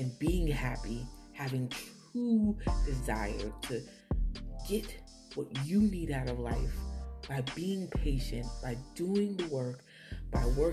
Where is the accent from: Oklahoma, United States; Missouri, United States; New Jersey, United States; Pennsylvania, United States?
New Jersey, United States; I'm from Jersey